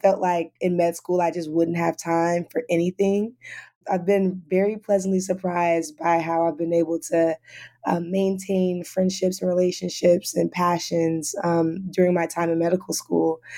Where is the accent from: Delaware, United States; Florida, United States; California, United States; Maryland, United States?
California, United States; Los Angeles; moved away; I'm from Los Angeles, California.